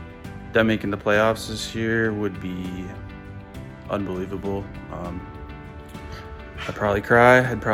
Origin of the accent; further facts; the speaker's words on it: Alaska, United States; I'm from Alaska.